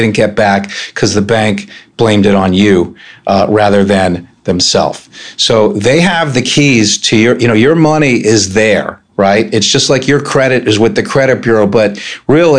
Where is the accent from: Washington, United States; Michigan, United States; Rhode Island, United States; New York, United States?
New York, United States; moved away as an adult; now in Annapolis, United States; I'm originally from New York State, and I came down here in '88 to go to St. John's College